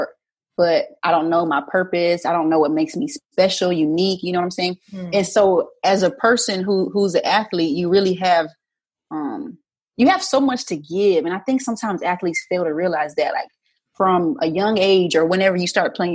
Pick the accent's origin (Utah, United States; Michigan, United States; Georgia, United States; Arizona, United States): Arizona, United States; I grew up in Arizona